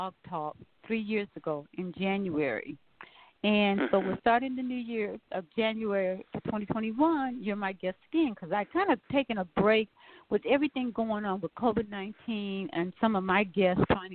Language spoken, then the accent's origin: English; Milwaukee, Wisconsin, United States; moved away; I was raised in Milwaukee